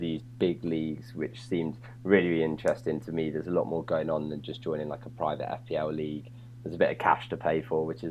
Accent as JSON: {"language": "English", "area": "a little town just north of London", "region": "East of England", "country": "United Kingdom", "moved": "yes", "lives_now": "London, United Kingdom", "said": "I'm from England. Obviously, I'm from a little town just north of London originally"}